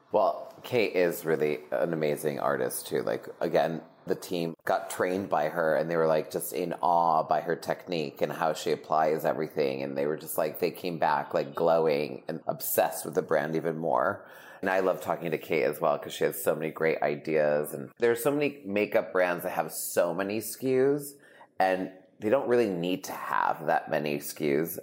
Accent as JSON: {"language": "English", "region": "New England", "country": "United States", "moved": "yes", "lives_now": "Los Angeles, United States", "said": "I'm from New England"}